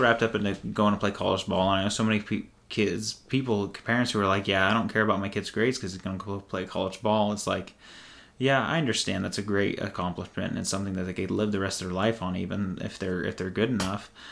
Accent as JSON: {"language": "English", "town": "Rockport", "country": "United States", "tie": "born or raised there", "moved": "yes", "said": "back in Rockport, my hometown."}